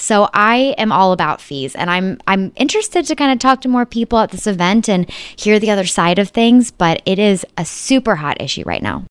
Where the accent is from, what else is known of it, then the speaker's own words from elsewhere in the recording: Chicago, Illinois, United States; Chicago's my hometown